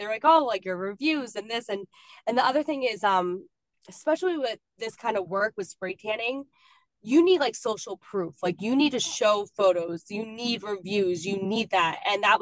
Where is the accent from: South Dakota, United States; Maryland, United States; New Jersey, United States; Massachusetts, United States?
New Jersey, United States; I'm from New Jersey